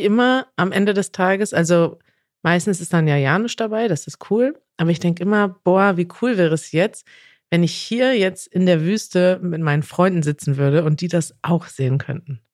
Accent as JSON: {"language": "German", "country": "Germany", "said": "als Deutscher"}